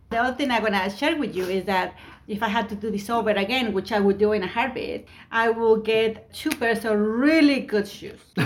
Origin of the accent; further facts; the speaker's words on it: Mexico; English is a second language; now in United States; I'm an immigrant. I came from Mexico